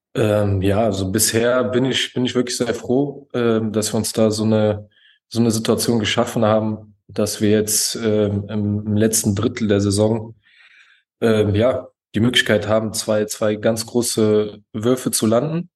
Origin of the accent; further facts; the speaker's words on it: Leverkusen, North Rhine-Westphalia, Germany; also born or lived in United States; now in Cologne, Germany; ursprünglich komme ich aus Leverkusen, da bin ich auch aufgewachsen